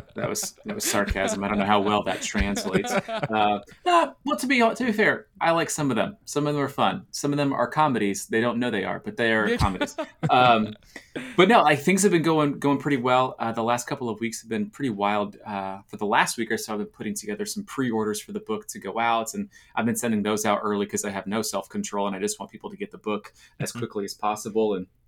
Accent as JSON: {"language": "English", "region": "Florida", "country": "United States", "tie": "born or raised there", "lives_now": "Nashville, United States", "said": "I grew up in Florida, right? So I love being warm."}